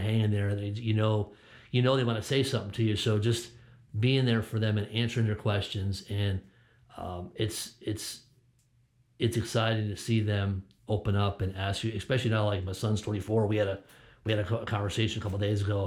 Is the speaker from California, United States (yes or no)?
no; Connecticut, United States; moved away; I'm born and raised in Connecticut